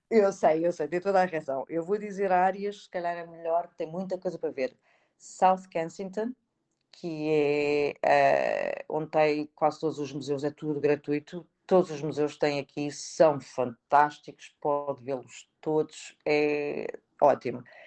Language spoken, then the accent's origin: Portuguese; Portugal; moved away as an adult; now in London, United Kingdom; nós portugueses